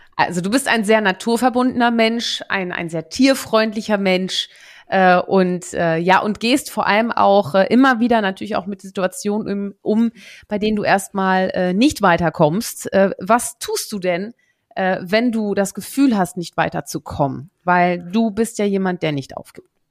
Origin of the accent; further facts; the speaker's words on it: Münsterland, North Rhine-Westphalia, Germany; moved away; also born or lived in Netherlands; ich bin ja geboren in den Niederlanden, so, aber aber ich habe ja eine eine nicht unbeträchtliche Zeit, nämlich zehn Jahre meines Lebens äh, im Münsterland äh, verbracht